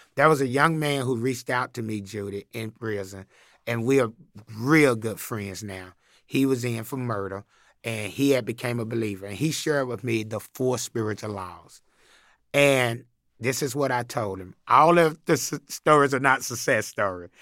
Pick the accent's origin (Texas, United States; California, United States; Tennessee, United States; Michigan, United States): Tennessee, United States; Chattanooga; I grew up in Chattanooga, Tennessee